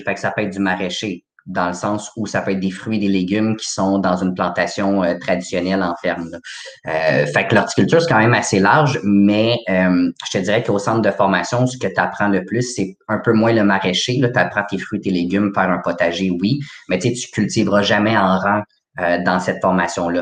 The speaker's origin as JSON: {"language": "French", "town": "Laval", "region": "Quebec", "country": "Canada", "said": "je viens de Laval."}